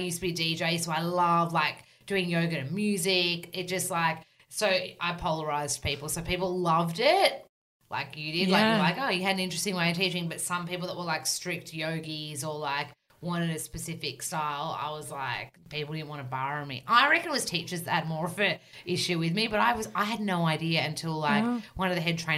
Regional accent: Australia; accent: bogan Aussie; real, super Aussie

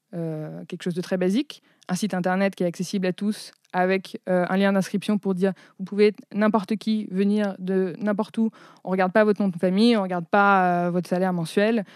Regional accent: France; also born or lived in Chicago, United States; je suis française et américaine

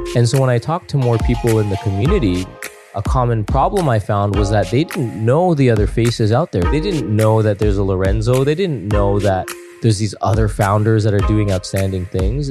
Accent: Toronto, Ontario, Canada; I was born and raised in Toronto.

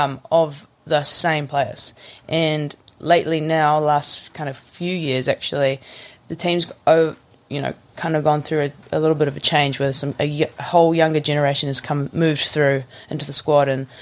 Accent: Kensington, Northland, New Zealand; also born or lived in Kamo; But, I'm from sort of Kensington, which is more in... I mean, it's not a very big place. You could say I'm from Kamo if you want.

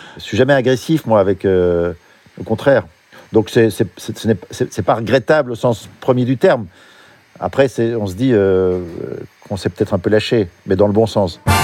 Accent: Belgium; Je suis belge

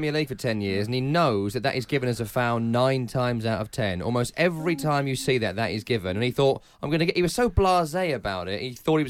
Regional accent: London, United Kingdom; I actually am from East London as well. Yeah, I could have done that for you in my natural accent.

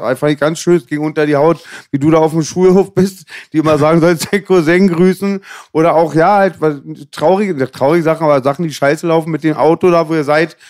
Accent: Germany; first language German; als Deutscher, der mit der Sprache aufgewachsen ist, vom Eltern auch

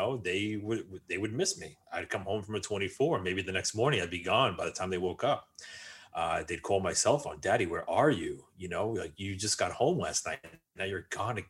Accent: New York, United States; I grew up just outside of New York City

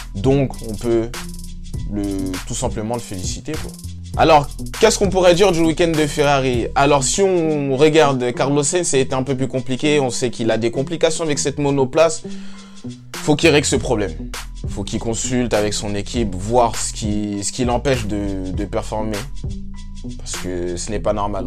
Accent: France; en tant que Français

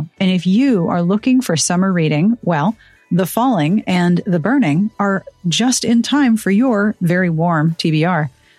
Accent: Pittsburgh, Pennsylvania, United States; people who go out in kayaks near my hometown of Pittsburgh and clean up the rivers and streams.

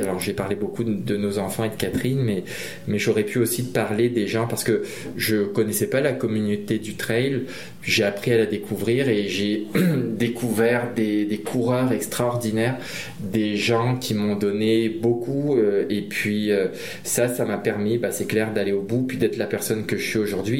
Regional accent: Réunion; je suis originaire de l'île de la Réunion, une petite île française dans l'océan Indien

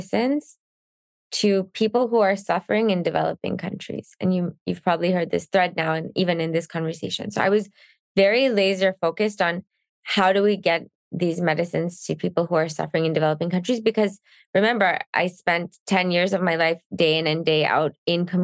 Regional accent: Canada; I'm Canadian

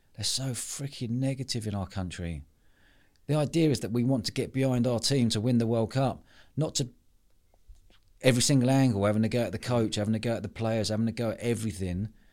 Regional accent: London, United Kingdom; moved away as an adult; growing up, I spent most of my life in London until moving down here

